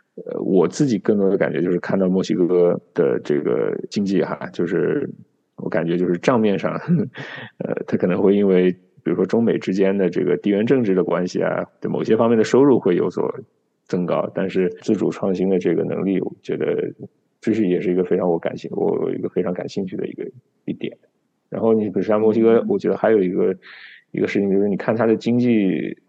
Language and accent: Chinese; Jiangnan, China; moved away; 我出生在这个江南地区，白墙、青瓦